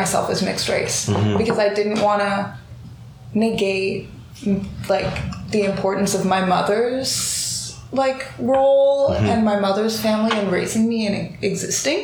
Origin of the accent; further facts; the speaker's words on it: Vancouver, British Columbia, Canada; as black girls growing up in Vancouver, myself and my little sister